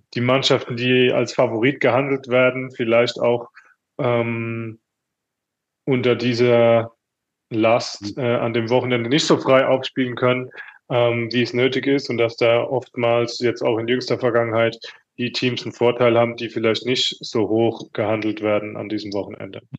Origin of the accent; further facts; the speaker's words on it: Mannheim, Baden-Württemberg, Germany; moved away as an adult; also born or lived in Paris; Ich bin in Mannheim geboren, kannte alles, wusste alles, wie es hier vonstatten geht.